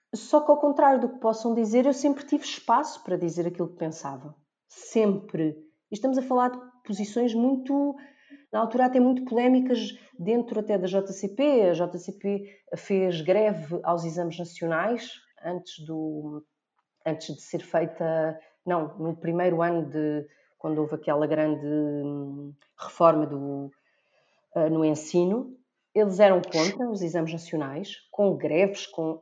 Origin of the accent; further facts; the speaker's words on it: Almada, Lisbon, Portugal; eu sou da Almada